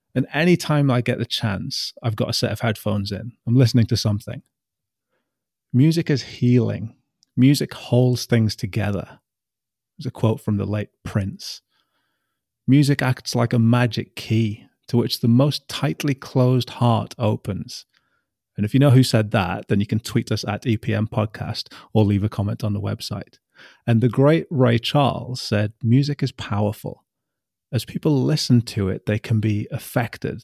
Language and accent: English; Newcastle upon Tyne, North East England, United Kingdom; I'm from Newcastle